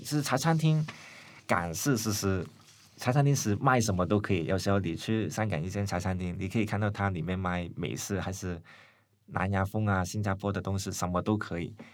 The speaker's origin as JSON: {"language": "Chinese", "country": "Hong Kong", "moved": "as an adult", "lives_now": "Taiwan", "said": "读完书，在台湾读书了，呃，早上回香港开店"}